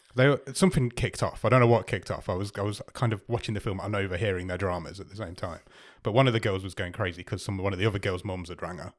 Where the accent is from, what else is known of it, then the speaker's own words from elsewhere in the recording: England, United Kingdom; We're English